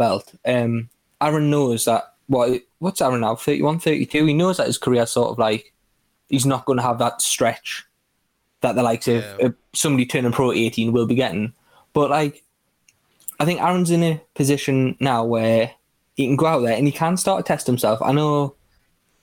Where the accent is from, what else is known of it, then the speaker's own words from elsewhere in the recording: Newcastle upon Tyne, North East England, United Kingdom; I'm a Geordie